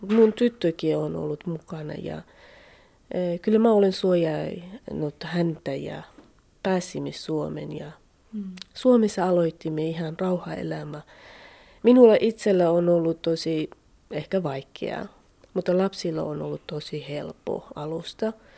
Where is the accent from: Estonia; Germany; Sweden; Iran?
Iran; Finnish is a second language; moved away as an adult; now in Finland; mä itse lähtin Iranista kurdien kaupungissa